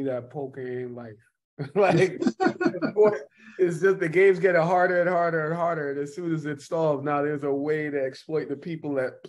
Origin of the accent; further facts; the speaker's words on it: New York City, New York, United States; moved away as an adult; also born or lived in Jamaica / Orange Hill, St. Ann, Jamaica / Texas; now in Miami, United States; Yeah, black dude. I'm from Brooklyn.